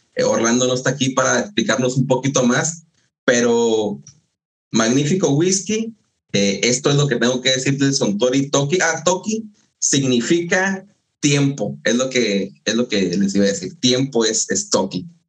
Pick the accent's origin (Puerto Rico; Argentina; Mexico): Mexico; yo que vengo de México